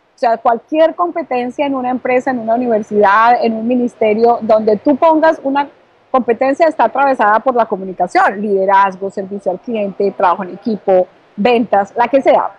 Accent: Bogotá, Colombia; now in Miami, United States; yo soy colombiana, nací en Bogotá y gracias a Dios ahora estoy aquí ubicándome en la ciudad de Miami desde la Florida

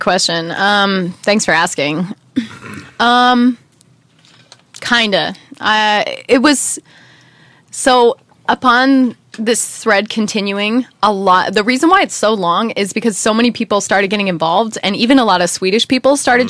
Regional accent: United States; moved away; as an American

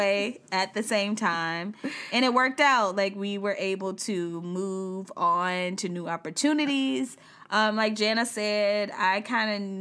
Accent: South Carolina, United States; moved away as an adult; also born or lived in Charlotte, North Carolina; I'm from South Carolina, a straight up like country girl

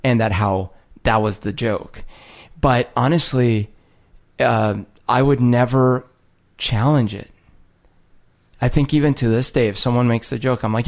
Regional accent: United States; So again, like I'm from the United States. My parents are from the United States.

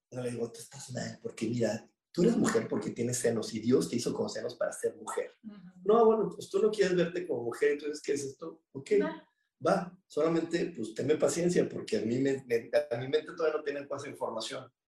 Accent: Mexico; somos mexicanos

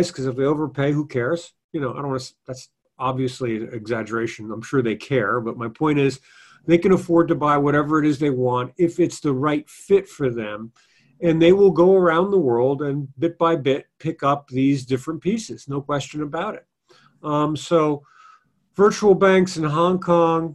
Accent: Italy; moved away; I'm in my hometown in Italy, which is small.

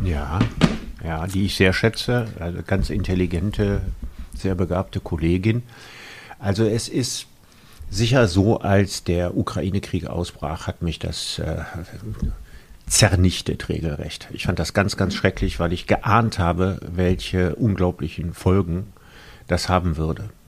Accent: Solingen, North Rhine-Westphalia, Germany; also born or lived in Cologne; Ich bin in Solingen geboren worden, da auch zur Schule gegangen und aufgewachsen, habe in Köln studiert

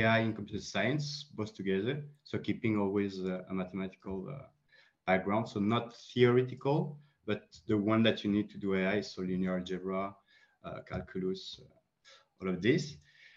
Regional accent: France; also born or lived in Colombia; I'm a Franco-Colombian. I was born in Colombia, but raised in France.

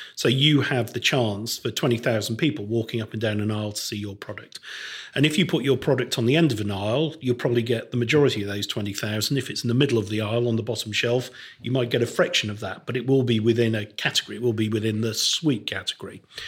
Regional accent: Crewe, North West England, United Kingdom; When I was growing up in Crewe in the nineteen sixties and seventies

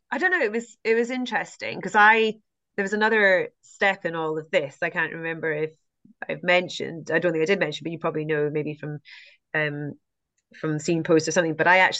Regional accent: United Kingdom; And I'd never run in the Lake District before, you know, which is crazy being a British trail runner. But I hadn't until I went down to recce the course, because I, you know, I hadn't really been in the UK as a runner.

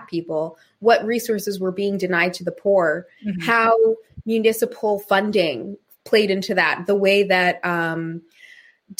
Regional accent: Maine, United States; growing up in Maine

